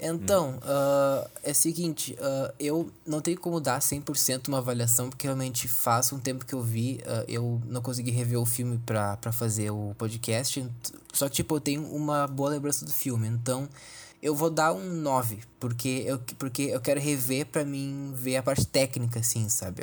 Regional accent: Brazil; somos brasileiros

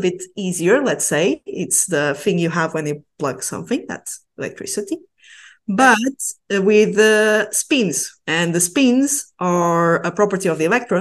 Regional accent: Portugal; now in Basque Country, Spain; I'm originally from Portugal, but I'm now in the northeast of Spain in a region called the Basque Country.

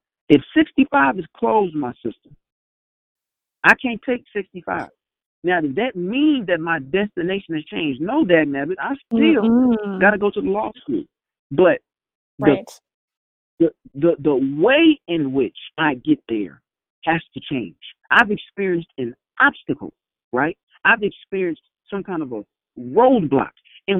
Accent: Indianapolis, Indiana, United States; also born or lived in South Bend; So I was born in South Bend, Indiana, and I moved a lot when I was a kid. So, and that's why I am so intentional about claiming Indianapolis and calling myself a product of Indianapolis

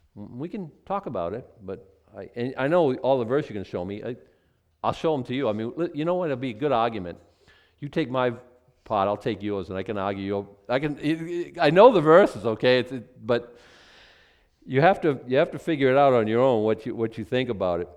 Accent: Boston, Massachusetts, United States; now in Penobscot County, United States; I was born in Boston

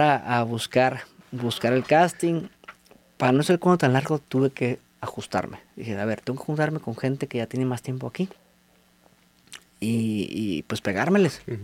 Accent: Tijuana, Baja California, Mexico; moved away; also born or lived in Mexico City; soy de Tijuana. Dejé a mi familia allá y me vine por mi sueño

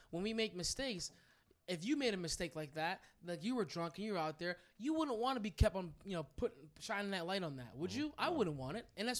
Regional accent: New Jersey, United States; now in Maine, United States; I'm from New Jersey.

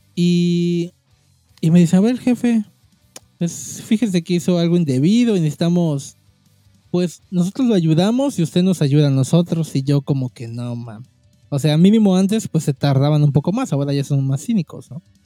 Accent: Cancún, Quintana Roo, Mexico; soy de la de Cancún

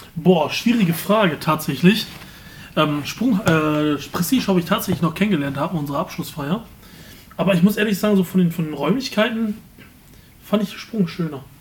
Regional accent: Remscheid, North Rhine-Westphalia, Germany; Ich habe mein Leben lang eigentlich Remscheid nie verlassen, außer ich bin mal in Urlaub gefahren. Aber ansonsten bin ich Remscheid eigentlich bis jetzt immer treu geblieben, als äh, geborener Remscheider

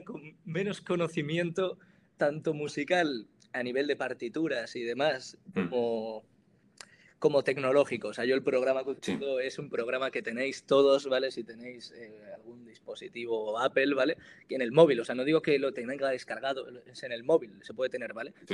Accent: Granada, Andalusia, Spain; moved away as an adult; also born or lived in Navarre; now in Pamplona, Spain; soy de Granada y ahora mismo estoy estudiando comunicación audiovisual en la Universidad de Navarra

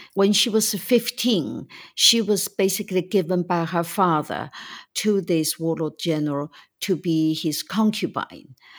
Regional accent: China; moved away as an adult; when I was growing up in China in the nineteen fifties, sixties, and seventies

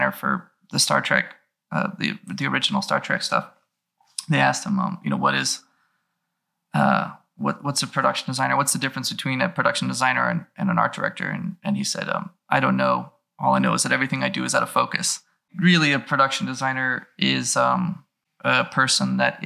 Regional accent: Los Angeles, California, United States; I was born and raised in Los Angeles

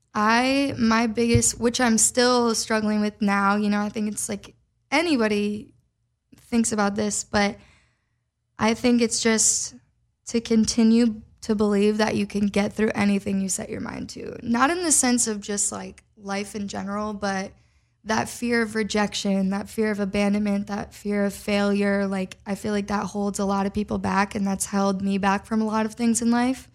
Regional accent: Minnesota, United States; moved away as an adult; now in Los Angeles, United States; I loved growing up in Midwest. I wouldn't change the town that I grew up in.

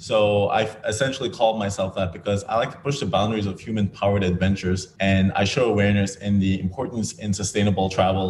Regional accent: Grand Turk, Turks & Caicos Islands; born there; So I was born in the Turks and Caicos Islands, and on a tiny little island called Grand Turk, no more than 2,000 or 3,000 people at the time.

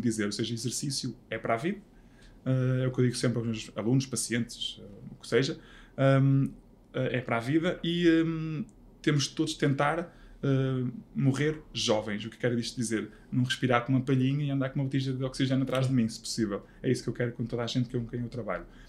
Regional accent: Vila Verde, Norte, Portugal; also born or lived in Braga; eu nasci em Braga, fui viver para Vila Verde

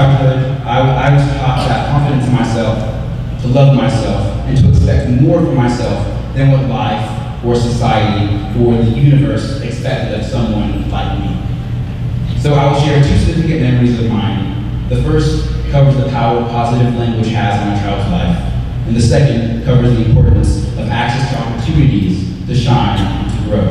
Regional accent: Texarkana, Arkansas, United States; moved away as an adult; growing up in Texarkana

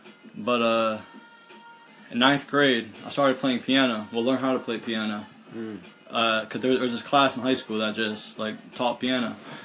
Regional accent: Allentown, Pennsylvania, United States; also born or lived in Bethlehem, Pennsylvania; I was born in Bethlehem, right? But I was raised in Allentown my whole life. But now I live back in Bethlehem.

